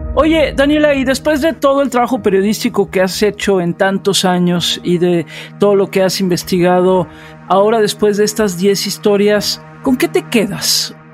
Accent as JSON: {"language": "Spanish", "country": "Mexico", "said": "aquí en mi país, en México"}